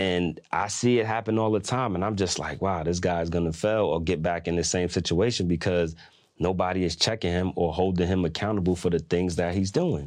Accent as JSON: {"language": "English", "region": "New York", "country": "United States", "said": "I'm from New York"}